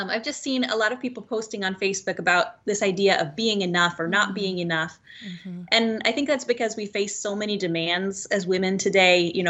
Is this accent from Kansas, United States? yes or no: yes; Kansas, United States; also born or lived in Guatemala / Bolivia / East Chicago, Indiana; now in Milwaukee, United States; we're enjoying being up in here in Milwaukee. I'm originally from Kansas. I've traveled around a lot. I've lived in Guatemala, Bolivia